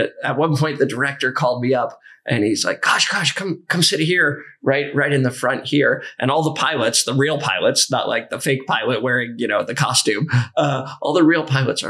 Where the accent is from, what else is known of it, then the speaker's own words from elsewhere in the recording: Santa Cruz, California, United States; I'm actually from Northern California